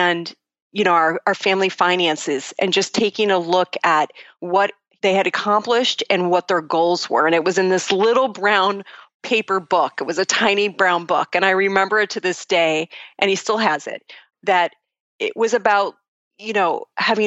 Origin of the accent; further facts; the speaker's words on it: Buffalo, New York, United States; I'm originally from Buffalo, New York, actually a suburb of Buffalo, and I was born into a family of educators.